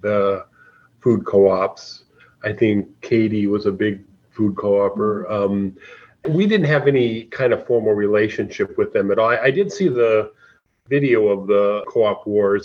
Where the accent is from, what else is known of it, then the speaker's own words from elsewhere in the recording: Anoka, Minnesota, United States; my hometown of Anoka